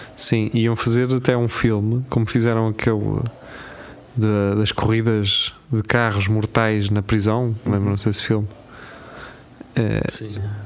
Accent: Lisbon, Portugal; eu, como Lisboeta

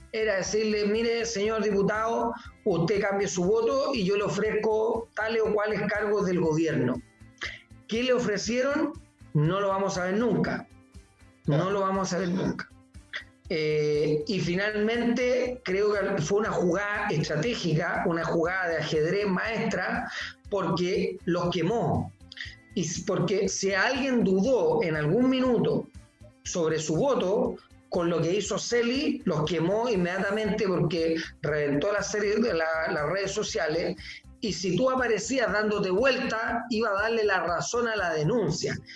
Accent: Iquique, Tarapacá, Chile; como buen iquiqueño, como una persona de Tarapacá, eh, voy desde que soy niño a la fiesta

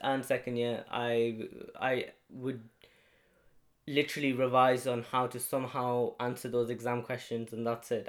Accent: Halifax, Yorkshire and the Humber, United Kingdom; I come from Halifax in West Yorkshire

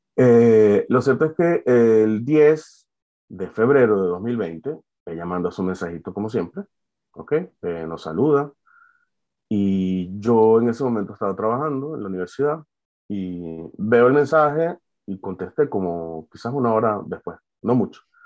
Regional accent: Valencia, Carabobo, Venezuela; moved away as an adult; now in France; yo soy de Venezuela, de Valencia

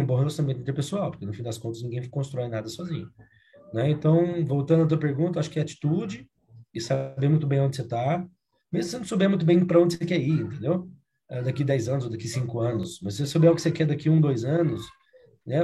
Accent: Uberlândia, Minas Gerais, Brazil; accent: mineiro; moved away as an adult; also born or lived in Rio Grande do Sul; now in Curitiba, Brazil; sou mineiro de Uberlândia

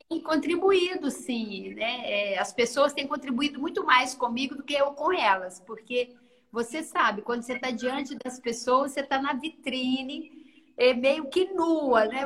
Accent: interior of Minas Gerais, Brazil; accent: mineira; moved away as an adult; now in Vitória, Brazil; eu vim da roça, do interior de Minas

